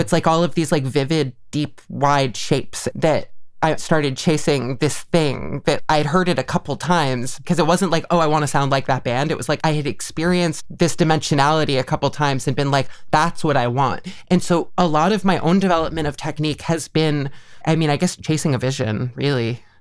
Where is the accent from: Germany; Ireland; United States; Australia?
United States; Mahopac, New York; now in Northampton, United States; Mayapac, New York, or Putnam County